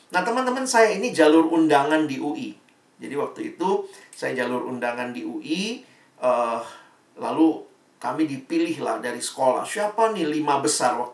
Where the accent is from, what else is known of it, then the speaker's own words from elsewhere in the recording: Makassar, South Sulawesi, Indonesia; Jadi saya SMA-nya di Makassar, teman-temannya saya anak daerah